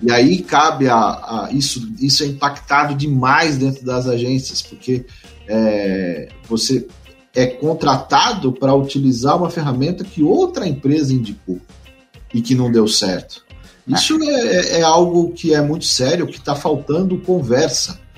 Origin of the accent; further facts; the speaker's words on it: São Paulo, Brazil; moved away as an adult; now in Mato Grosso do Sul, Brazil; eu sou de São Paulo, vim morar, trabalhar no Mato Grosso do Sul.